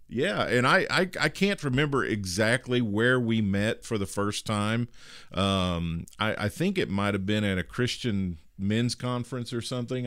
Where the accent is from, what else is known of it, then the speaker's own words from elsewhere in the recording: Midwest, United States; I was a kid, uh, growing up in the Midwest in nineteen seventy-four